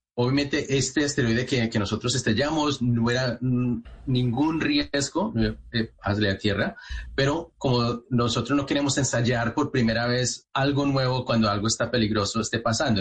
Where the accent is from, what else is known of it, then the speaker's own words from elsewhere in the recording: Manizales, Caldas, Colombia; moved away; yo nací en Manizales, eh, eh, de ahí en la parte de Caldas